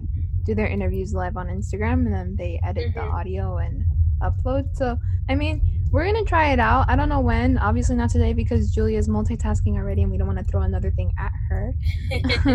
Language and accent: English; Santa Ana, California, United States; I grew up in Santana. Really, part of that 714 culture.